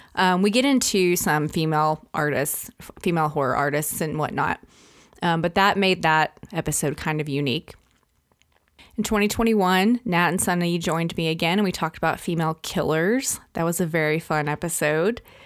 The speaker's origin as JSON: {"language": "English", "region": "Arkansas", "country": "United States", "tie": "born or raised there", "said": "Arkansas, which is my home state"}